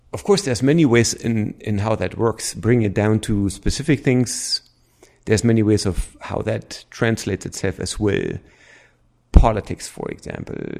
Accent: East Germany, Germany; accent: German; English is a second language; moved away as an adult; I grew up in East Germany

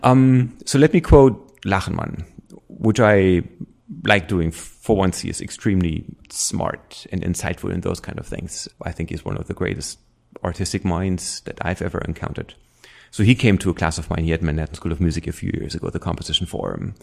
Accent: East Germany, Germany; accent: German; English is a second language; moved away as an adult; I grew up in East Germany

